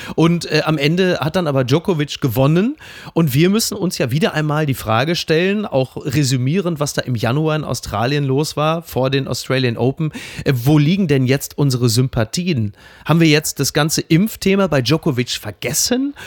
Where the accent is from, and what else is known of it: Ruhr area, North Rhine-Westphalia, Germany; born or raised there